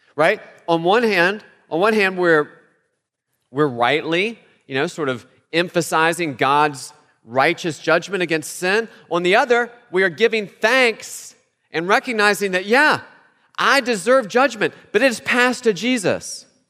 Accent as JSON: {"language": "English", "region": "West Virginia", "country": "United States", "said": "where I'm from, I'm from West Virginia, that sign is everywhere"}